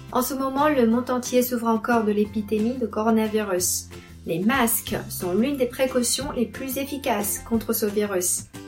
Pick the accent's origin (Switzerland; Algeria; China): China; first language Chinese; French is a second language; mon pays et à ma langue maternelle